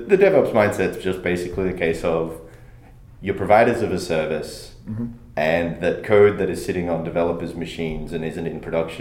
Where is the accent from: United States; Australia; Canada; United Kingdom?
Australia; I'm an Australian